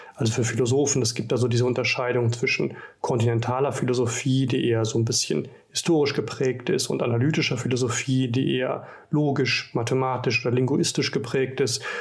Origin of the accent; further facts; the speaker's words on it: Rhineland, Germany; moved away as an adult; ich komme aus dem Rheinland